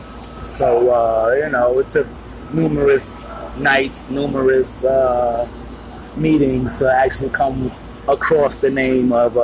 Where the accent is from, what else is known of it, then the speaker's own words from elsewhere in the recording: Newark, New Jersey, United States; now in Huntington, United States; I'm originally from New Jersey. Shout out Newark